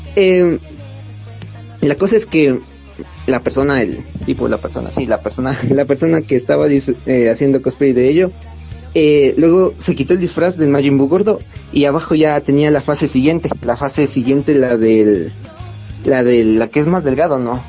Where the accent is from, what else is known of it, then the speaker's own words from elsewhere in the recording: Ecuador; soy de Ecuador